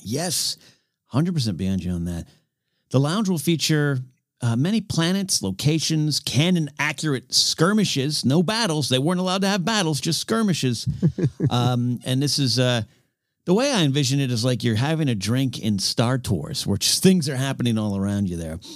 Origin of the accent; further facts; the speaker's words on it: Pismo Beach, California, United States; growing up near Pismo Beach, California